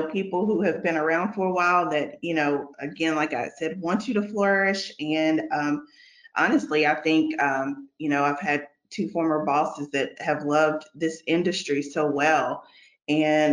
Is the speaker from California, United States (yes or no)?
no; Bowling Green, Kentucky, United States; now in Lexington, United States; I'm originally from Bowling Green, Kentucky